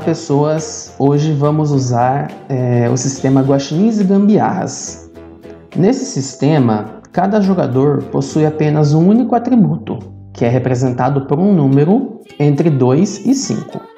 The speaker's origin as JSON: {"language": "Portuguese", "region": "Paraná", "country": "Brazil", "moved": "yes", "lives_now": "Petrolina, Brazil", "said": "moro no Brasil, em Pernambuco, Petrolina. Apesar disso, eu sou paranaense"}